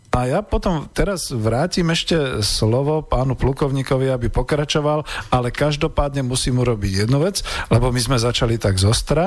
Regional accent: Slovakia; sme teda Slováci

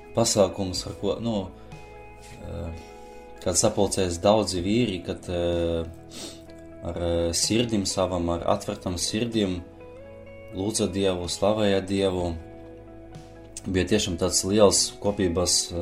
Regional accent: Aglona, Latvia; Es esmu no Aglonas

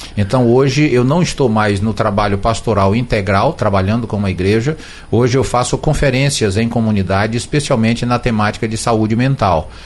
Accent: Brazil; nós somos brasileiros

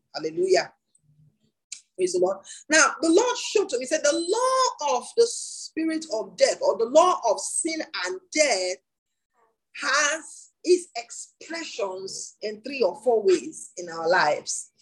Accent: Nigeria

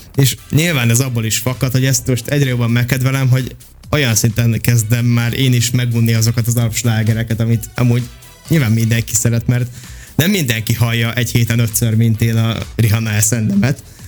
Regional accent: Békéscsaba, Békés, Hungary; moved away as an adult; now in Budapest, Hungary; én Dék és Csabán nőttem fel

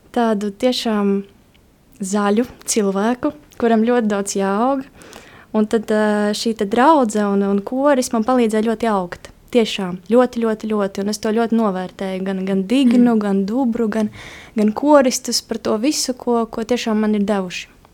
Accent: Kaskāni, Latgale, Latvia; Es nāku no maza ciematiņa Kaskāniem, kas atrodas pie Kārsavas, un Kārsava ir pie Krievijas robežas. Tas nozīmē, nu, ka es nāku no Latgales.

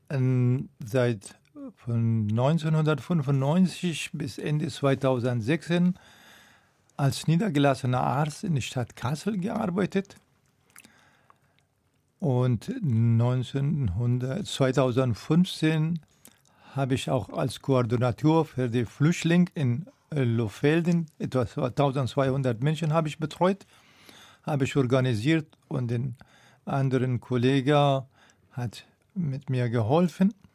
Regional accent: Afghanistan; ich komme aus Afghanistan.

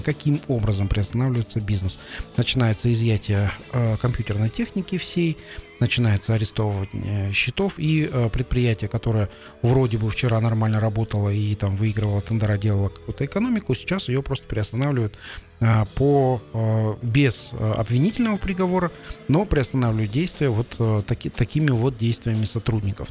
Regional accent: Kazakhstan; среднего нашего казахстанца

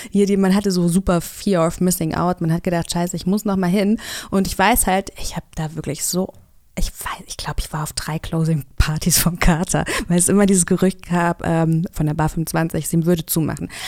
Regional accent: Kassel, Hesse, Germany; now in Berlin, Germany; Ich bin ja aus Kassel zugezogen.

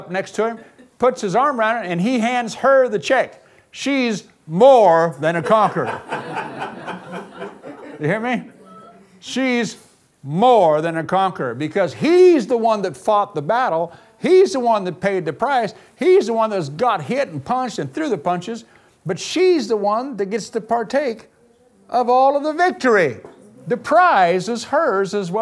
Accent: United States; I'm an American

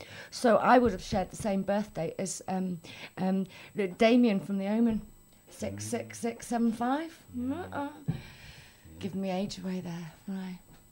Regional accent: Wales, United Kingdom; We're from Wales. Well, kind of.

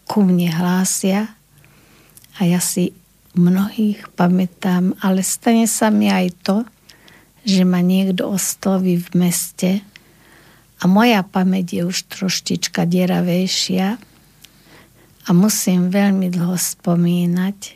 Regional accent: Lučenec, Banská Bystrica Region, Slovakia; moved away as an adult; som na dôchodku, mám 75 rokov, pochádzam z Lučenca a práve v Lučenci na prvom stupni ma učila pani učiteľka Pohánková

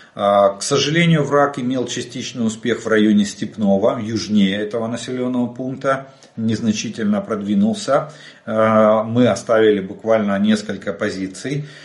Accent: Ukraine; мы из Украины

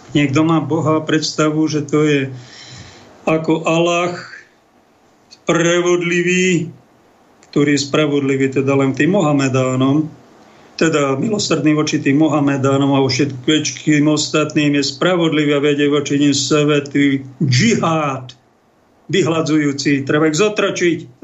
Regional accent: Slovakia; my sme takí Slováci citliví ľudia

